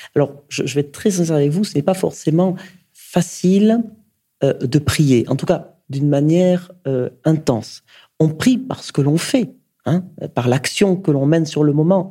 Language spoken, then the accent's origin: French; Basque Country, Nouvelle-Aquitaine, France; now in Paris, France; Je viens du Pays Basque